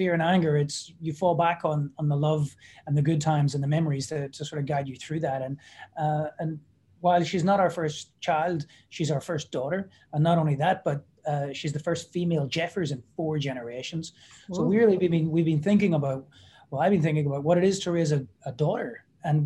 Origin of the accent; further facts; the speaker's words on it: Belfast, Northern Ireland, United Kingdom; moved away as an adult; also born or lived in Brooklyn; we've been in my hometown of Belfast really since then